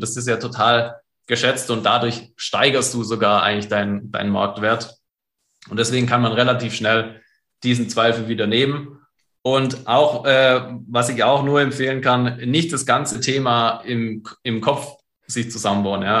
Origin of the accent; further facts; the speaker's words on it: Germany; bei uns in Deutschland